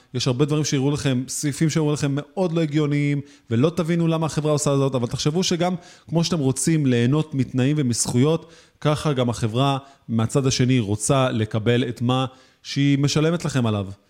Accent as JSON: {"language": "Hebrew", "town": "Tel Aviv", "region": "Tel Aviv District", "country": "Israel", "said": "אני בתור תל אביבי"}